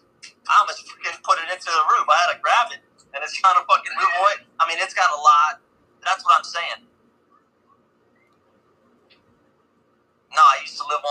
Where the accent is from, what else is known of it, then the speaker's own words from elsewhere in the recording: Upper Darby, Pennsylvania, United States; moved away as an adult; also born or lived in Collingdale, Pennsylvania / Philadelphia; now in New Mexico, United States; I grew up in Upper Darby, and then I moved to Collindale, then I went back to Upper Darby